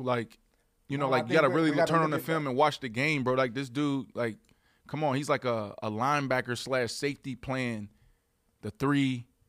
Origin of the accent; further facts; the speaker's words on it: Pittsburgh, Pennsylvania, United States; I'm from Pittsburgh. It's a blue-collar place. Put your head down and work, work, work. We understand the grind. We understand that things take time. We're okay with the uncomfortable.